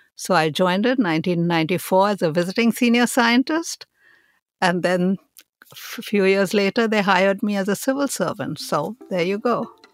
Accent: India; moved away; I was born in India and I was raised there

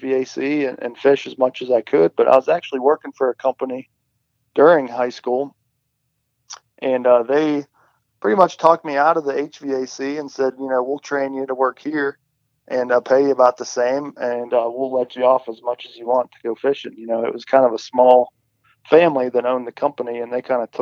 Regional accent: Pittsburgh, Pennsylvania, United States; I grew up here in Pittsburgh.

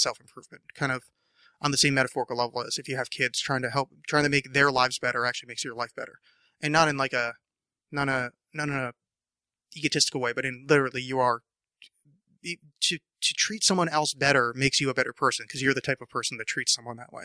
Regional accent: New Jersey, United States; now in Portland, United States; I mispronounce that word terrifically because I'm from New Jersey and I pronounce it draw

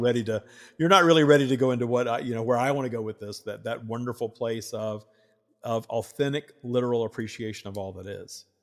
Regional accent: the South, United States; I grew up in the South wi-, with the Southern Baptists

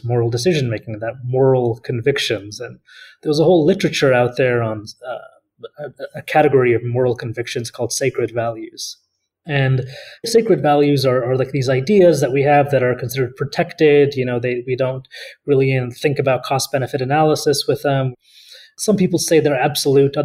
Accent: San Francisco Bay Area, California, United States; moved away as an adult; also born or lived in Paris, France; I grew up in the San Francisco Bay Area

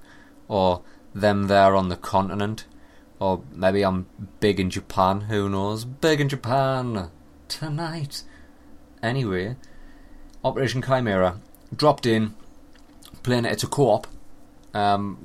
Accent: England, United Kingdom; I'm from England

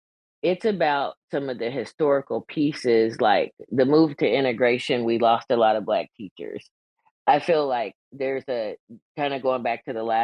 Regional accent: Kansas, United States; the small town that I grew up in Kansas

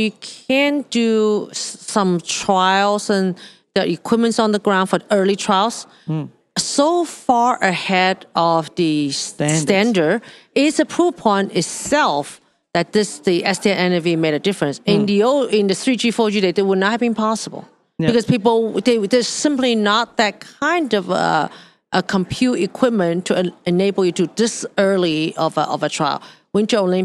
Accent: Hong Kong; moved away; I grew up in Hong Kong.

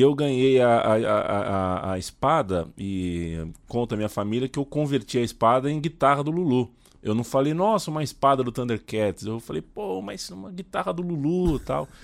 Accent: Brazil; A gente é brasileiro

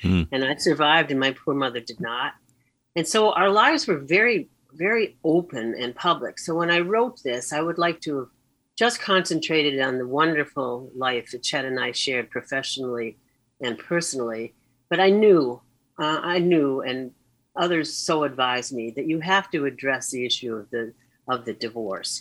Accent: Boston, Massachusetts, United States; also born or lived in Chicago; we moved from Chicago to Boston

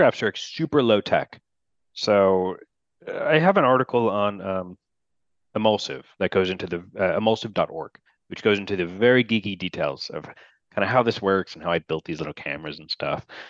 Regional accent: New Jersey, United States; New Jersey, uh, my home state

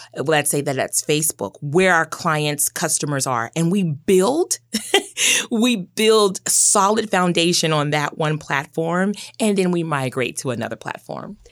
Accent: Memphis, Tennessee, United States; accent: Southern; moved away as an adult; also born or lived in Boston; I was born and raised in Memphis, Tennessee. Love my hometown

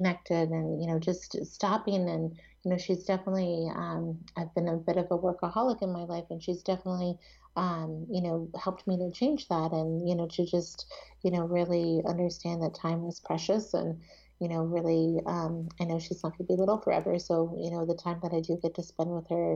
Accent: East Coast, United States; now in Seattle, United States; I grew up on the East Coast and now I live in Seattle

